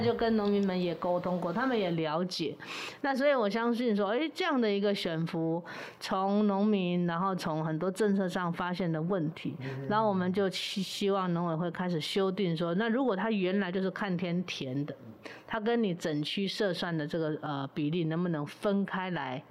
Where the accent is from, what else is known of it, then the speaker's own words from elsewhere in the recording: Sanyi, Miaoli County, Taiwan; also born or lived in Taoyuan; 我是苗栗人嘛，哈是，苗栗客家 ，然后也是在三义就是木雕小镇嘛